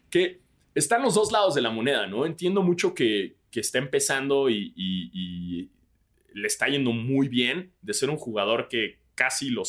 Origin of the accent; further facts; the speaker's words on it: Mexico; nosotros como mexicanos